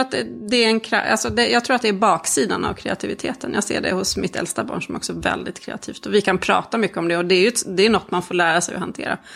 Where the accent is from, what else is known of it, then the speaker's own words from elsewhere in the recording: Sweden; also born or lived in Czech Republic; Jag är ju född i, i Tjeckien och kom hit som ettåring